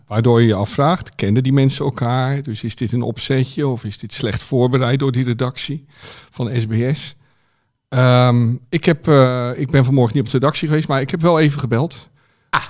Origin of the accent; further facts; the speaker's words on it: Rotterdam, South Holland, Netherlands; ik kom uit Rotterdam